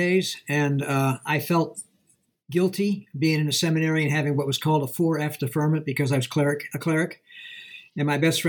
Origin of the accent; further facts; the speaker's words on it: Dallas, Pennsylvania, United States; moved away as an adult; also born or lived in Lisle, Illinois; I grew up in Dallas, Pennsylvania, which is northwest Wilkes-Barre Scranton.